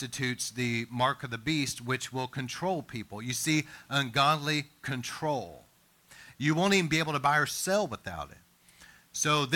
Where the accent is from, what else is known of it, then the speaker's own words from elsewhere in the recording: East Texas, United States; I grew up in East Texas